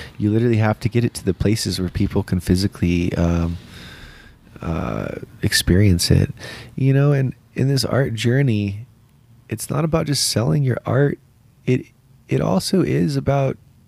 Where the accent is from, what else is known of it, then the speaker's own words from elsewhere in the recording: San Diego, California, United States; also born or lived in Colorado / Durango; now in Denver, United States; I grew up out in San Diego